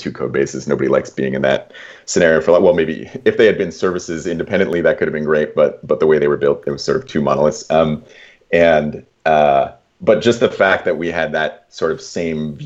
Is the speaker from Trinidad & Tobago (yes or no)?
no; Toronto, Ontario, Canada; also born or lived in Kingston, Ontario; I'm from Toronto